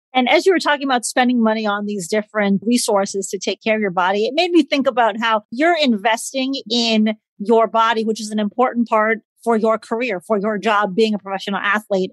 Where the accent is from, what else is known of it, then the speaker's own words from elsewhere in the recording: Midwest, United States; also born or lived in Southern California; I grew up in the Midwest, but I also lived out in Southern California, went to school out in, in LA area.